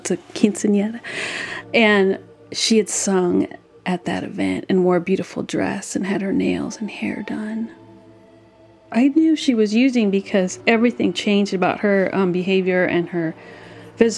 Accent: Berkeley, California, United States; I was born and raised in Berkeley, California

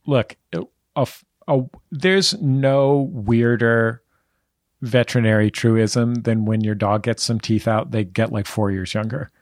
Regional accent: San Francisco, California, United States; I grew up in the Mission, right in the middle of San Francisco

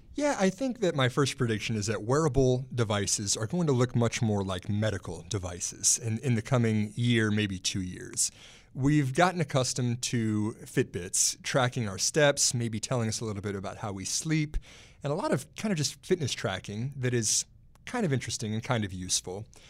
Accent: Texas, United States; now in Alexandria, United States; my home state of Texas

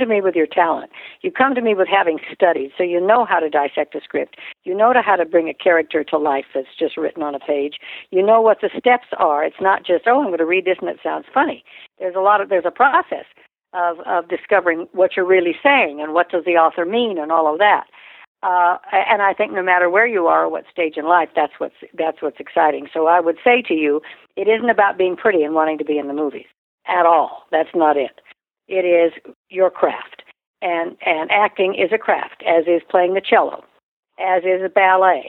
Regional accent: Reno, Nevada, United States; I was raised in Reno, Nevada, where there's prostitution, gambling, divorce.

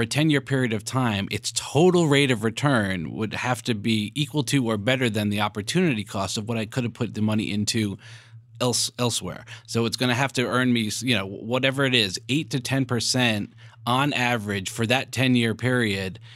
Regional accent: New York, United States; I'm a New Yorker

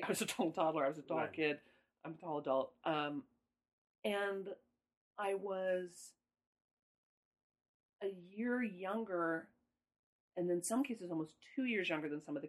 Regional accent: Midwest, United States; I'm from the Midwest. Don't get between me and my dairy products.

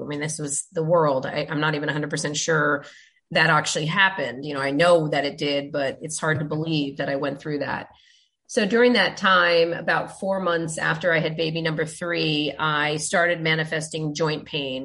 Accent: United States; growing up in the States

